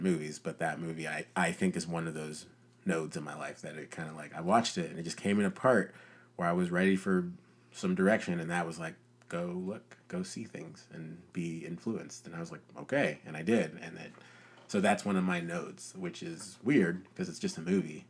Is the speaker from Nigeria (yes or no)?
yes; Nigeria; born there; I was born in Nigeria.